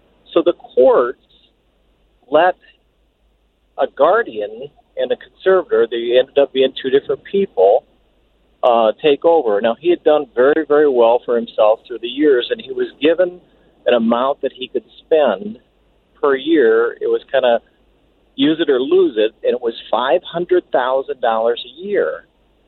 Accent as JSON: {"language": "English", "region": "Iowa", "country": "United States", "said": "I'm from Iowa"}